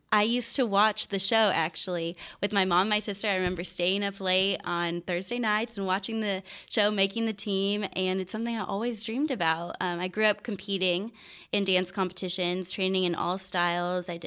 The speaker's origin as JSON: {"language": "English", "town": "Poway", "region": "California", "country": "United States", "said": "I'm from San Diego"}